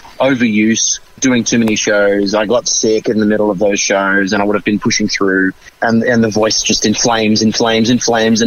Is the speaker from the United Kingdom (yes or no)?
no; Brisbane, Queensland, Australia; also born or lived in Sydney; I'm Australian